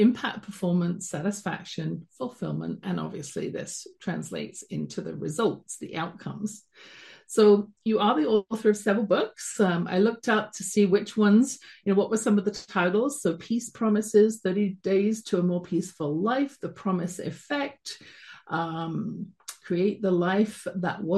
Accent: London, United Kingdom; accent: British; moved away as an adult; now in Calgary, Canada; You can tell from my accent, I wasn't born in Canada, where I'm streaming from at the base of the Rocky Mountains in Calgary, Alberta, born in London, England, and came over here when I was about 22

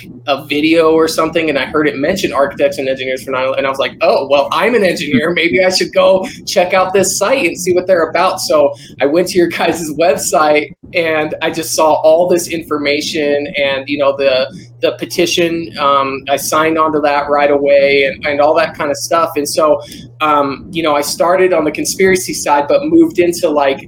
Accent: Albuquerque, New Mexico, United States; also born or lived in Rapid City, South Dakota / Helena, Montana; I grew up in Albuquerque, New Mexico, born and raised. I lived in Rapid City, South Dakota for a few years, but mostly here in Albuquerque

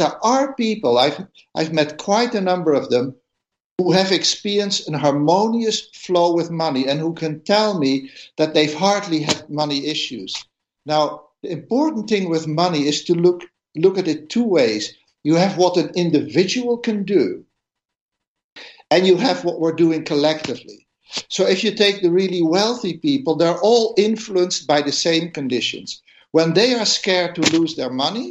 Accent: Netherlands; I come from the Netherlands

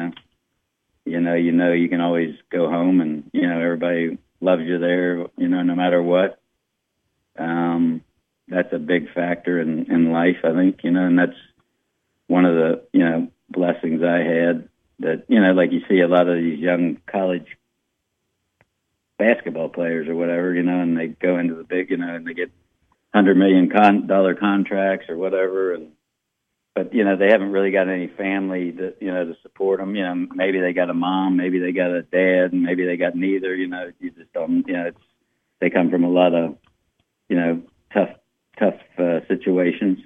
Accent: Walton, Kentucky, United States; also born or lived in Covington, Kentucky / New Orleans, Louisiana / Oklahoma / England; I was raised in Walton, in a town called Verona.

